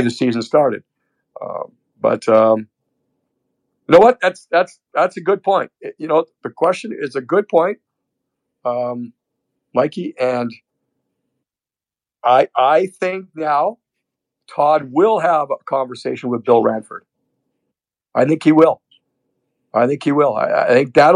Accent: Canada; moved away; for a Canadian, I have dual now citizenship, but growing up in Canada

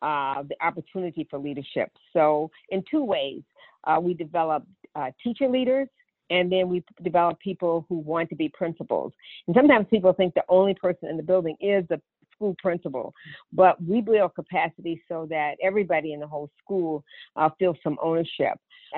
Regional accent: Brownsville, Tennessee, United States; I grew up in West Tennessee, in Brownsville, Tennessee. Nobody hardly has ever heard of it who lives in Memphis, but it's only about 50 miles going east toward Nashville. And it's a small community, mostly rural.

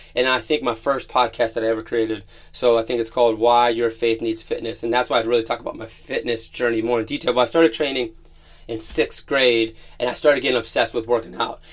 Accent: Youngstown, Ohio, United States; I grew up in Youngstown, Ohio, in a full-blooded Italian family

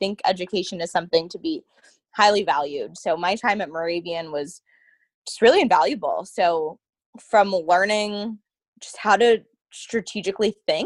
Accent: Bethlehem, Pennsylvania, United States; I was born and raised in Bethlehem

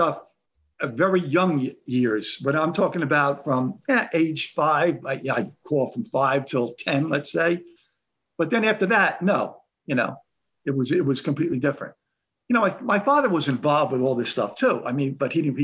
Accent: Woodbridge Township, New Jersey, United States; growing up in Woodbridge Township

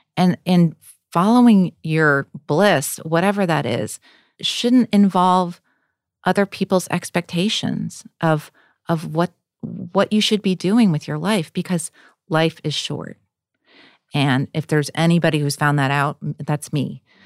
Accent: Wisconsin, United States; in a white middle class family in Wisconsin

